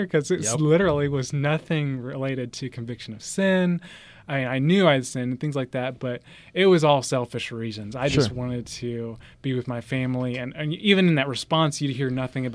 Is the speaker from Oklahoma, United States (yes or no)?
yes; Tulsa, Oklahoma, United States; also born or lived in Bolivar, Missouri / Louisville, Kentucky; now in Copan, United States; I was born in Tulsa, Oklahoma, one of nine children. I was number six out of nine. Homeschooled, would have been in the Union District